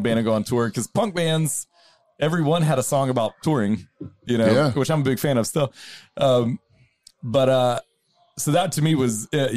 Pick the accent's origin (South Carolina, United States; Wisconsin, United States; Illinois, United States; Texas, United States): South Carolina, United States; Hartsville; moved away as an adult; now in Charlotte, United States; I grew up an hour and a half away in Hartsville, South Carolina, which is famously exactly in between Charlotte and Myrtle Beach